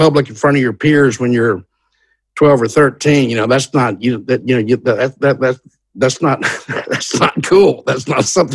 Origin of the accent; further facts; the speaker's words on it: Hattiesburg, Mississippi, United States; the University of Southern Mississippi was in my hometown